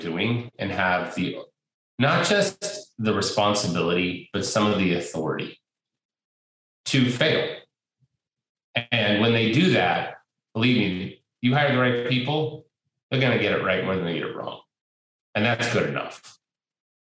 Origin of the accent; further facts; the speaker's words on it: Portland, Oregon, United States; born and raised here in Portland